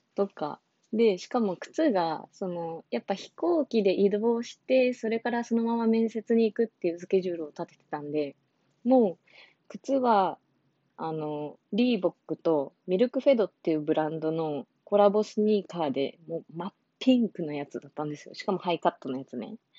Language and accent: Japanese; Okinawa, Japan; 私、沖縄出身で沖縄で就活してた